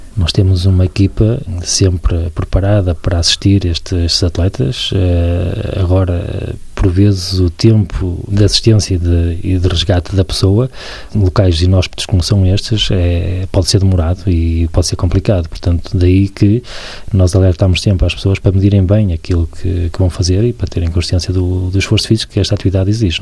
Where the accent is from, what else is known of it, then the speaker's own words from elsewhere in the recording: Barcelos, Norte, Portugal; Sou de Barcelos